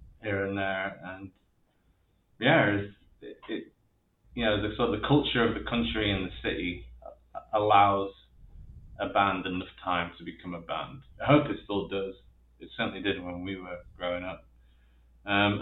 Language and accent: English; near Leeds, Yorkshire and the Humber, United Kingdom; moved away; growing up in Leeds, which was not that I grew up in the city, but Leeds was the nearest city to the town I grew up